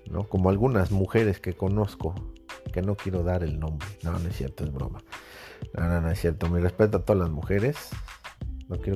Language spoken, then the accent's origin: Spanish; Mexico City, Mexico; soy chilango, pero soy de soy chilango, soy de barrio, pero no tengo ese tonitoñero, ¿no? Que, caracteriza a mucha gente del DF